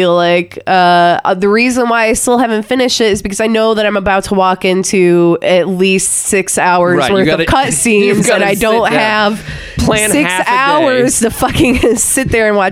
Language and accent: English; Midwest, United States; I'm from the Midwest, so I have a lot of that similar foliage and house style, like where I'm from.